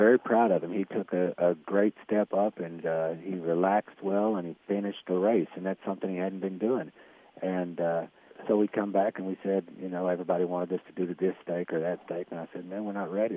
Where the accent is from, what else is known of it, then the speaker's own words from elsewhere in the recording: Fort Smith, Arkansas, United States; also born or lived in Hot Springs, Arkansas; I'm from Fort Smith, Arkansas.